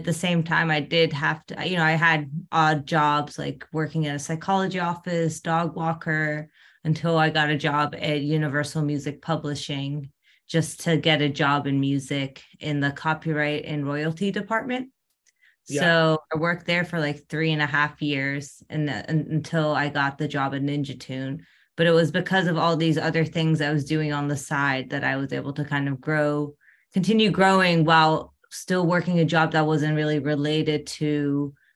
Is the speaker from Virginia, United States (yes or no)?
yes; Northern Virginia, United States; moved away as an adult; now in Los Angeles, United States; I grew up in Northern Virginia near Washington, D.C.